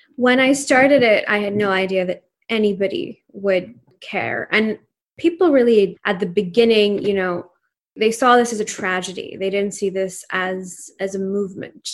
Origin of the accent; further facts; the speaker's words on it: Pakistan; first language Urdu; English is a second language; moved away as an adult; now in United States; family in Pakistan, and I grew up there until I was eighteen years old